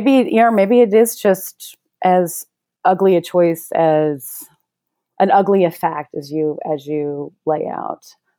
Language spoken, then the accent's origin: English; Mississippi, United States; I was born in Mississippi in the South I was a kid